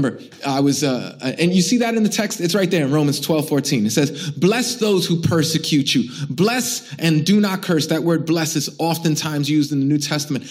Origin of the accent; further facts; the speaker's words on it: New York City, New York, United States; I'm born and raised in Brooklyn. I'm Puerto Rican. It wasn't as nice like this when I grew up here